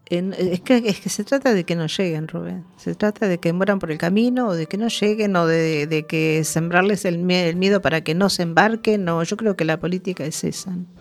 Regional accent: Uruguay; moved away; En mi país

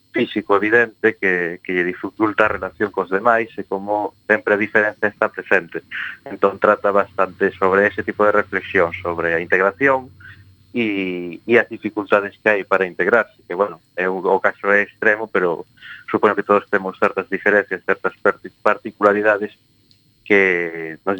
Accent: Santiago de Compostela, Galicia, Spain; son de Santiago

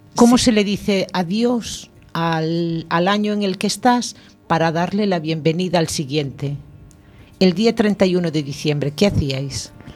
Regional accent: Spain; yo como buen español, me gusta alargar el día

